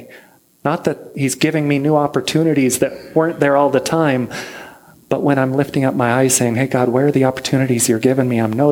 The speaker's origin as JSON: {"language": "English", "country": "United States", "tie": "born or raised there", "moved": "as an adult", "lives_now": "Niš, Serbia", "said": "I'm an American. I was raised here"}